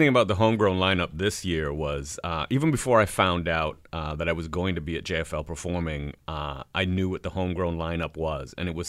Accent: Toronto, Ontario, Canada; also born or lived in Trinidad and Tobago / Brooklyn, New York; No, Toronto. I grew up, like, right at Don Mills and Eglinton.

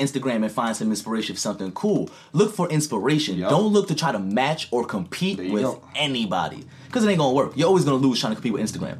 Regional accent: New York City, New York, United States; I grew up in Queensbridge, projects, shit, biggest projects in fucking North America

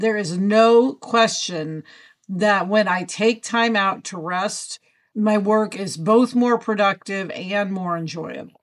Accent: Kansas City, Missouri, United States; moved away as an adult; now in Los Angeles, United States; usually is in L A, but today, home in Kansas City

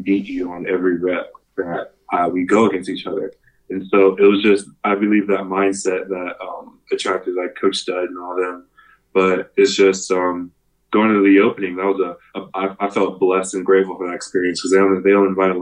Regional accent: Texas, United States; I was from Texas

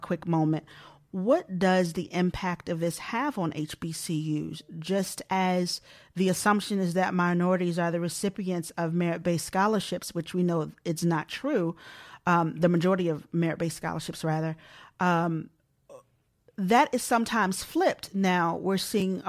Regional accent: Baltimore, Maryland, United States; I'm originally from Baltimore. I'm from Maryland

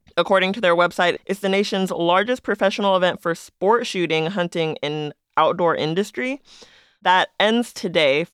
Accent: Las Vegas, Nevada, United States; someone who's born in Las Vegas

